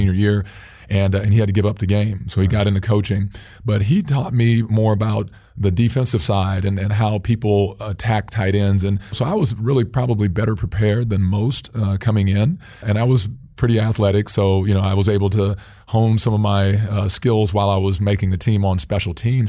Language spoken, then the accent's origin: English; Phoenix, Arizona, United States; moved away as an adult; also born or lived in Minneapolis; I'm originally from Phoenix